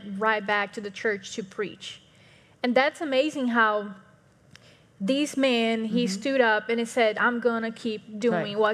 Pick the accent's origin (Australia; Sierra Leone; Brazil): Brazil; moved away; I'm from Brazil